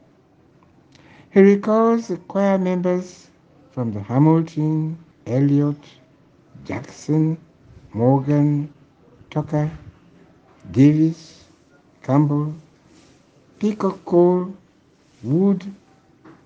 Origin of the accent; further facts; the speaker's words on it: Sierra Leone; moved away as an adult; also born or lived in Bonthe Island, Sierra Leone / Canada; My earliest memory of Zion includes scrubbing the church floor for the Harvest Sunday service, the Sunday school at the schoolroom